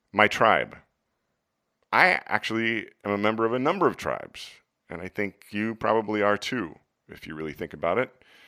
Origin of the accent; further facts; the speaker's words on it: United States; my national tribe as an American